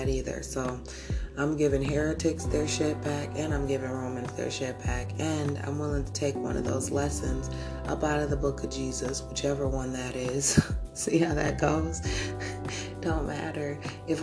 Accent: United States; I'm American too

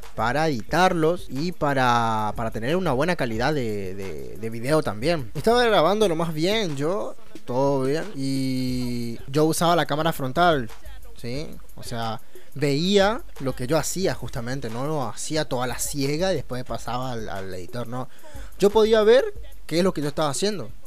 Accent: Chaco, Argentina; Soy, soy chaqueño

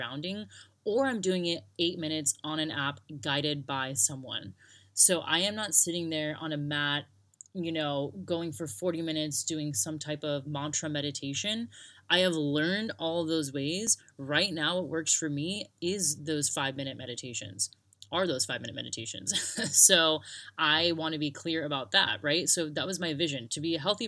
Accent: United States; moved away as an adult; also born or lived in Sydney, Australia / Broome, Australia; now in Australia; I grew up in America

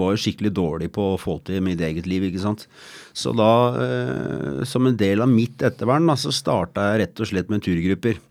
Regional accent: Asker, Akershus, Norway; jeg kommer fra Asker

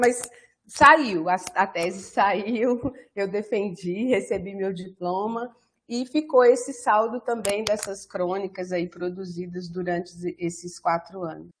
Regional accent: Baldim, Minas Gerais, Brazil; moved away; also born or lived in Lisbon; eu fui para minha cidade natal, que é Baldim, né? É uma cidade é, é, aqui na região metropolitana de Belo Horizonte

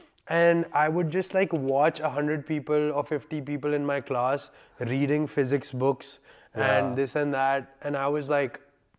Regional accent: India; now in Delhi, India; India. I'm an Indian. I'm 25 years old. I'm an Indian. I live in Delhi.

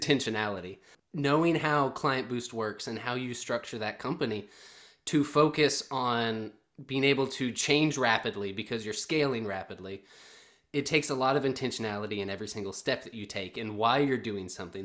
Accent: the South, United States; moved away as an adult; I'm a guy from the South

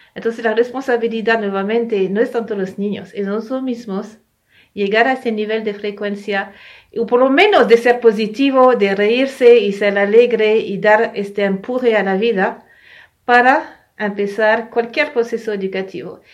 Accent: France; moved away; also born or lived in Ecuador; yo nací en Francia, ¿no? En Europa

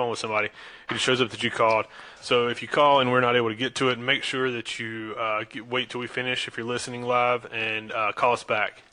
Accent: Charlotte, North Carolina, United States; we're from the Charlotte area

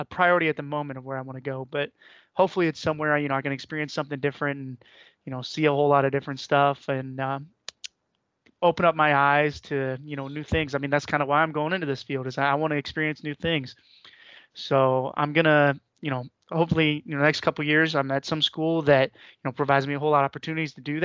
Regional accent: Northeast Ohio, United States; I was born here in Northeast Ohio. I've spent the majority of my life here in the Northeast Ohio.

